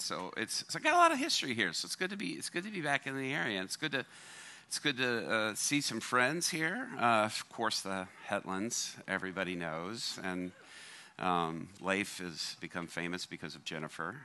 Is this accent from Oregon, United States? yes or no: no; Chattahoochee, Columbus, Georgia, United States; That's where um, early on I grew up, up until I was about uh, 11 years old. And then we moved down to Columbus, Georgia